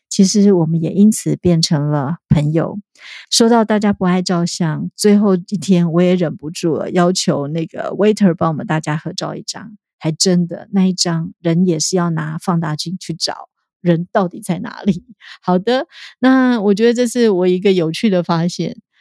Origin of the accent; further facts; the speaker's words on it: Taiwan; 我们台湾人